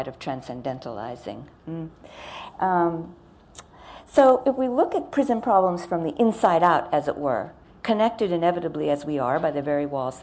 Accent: United States; I'm American.

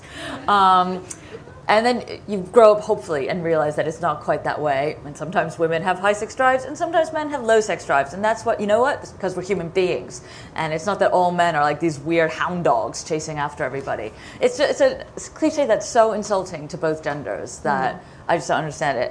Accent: United States; accent: American; I am American

